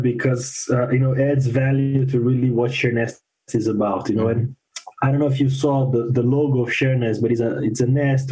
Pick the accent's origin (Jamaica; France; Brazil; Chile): Brazil; moved away as an adult; also born or lived in Fort Wayne, Indiana; now in Miami, United States; I'm originally from Brazil